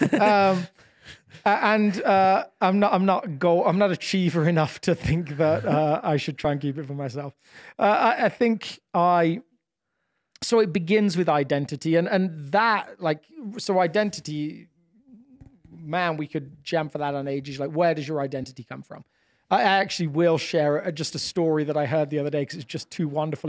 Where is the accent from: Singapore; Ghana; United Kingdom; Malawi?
United Kingdom; England; moved away; being a, an English person in a different country